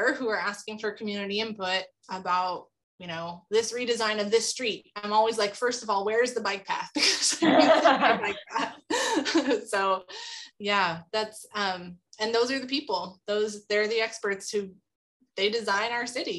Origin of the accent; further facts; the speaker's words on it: Tulare County, California, United States; I grew up in Tulare County, California, which is home to sequoia and Kings Canyon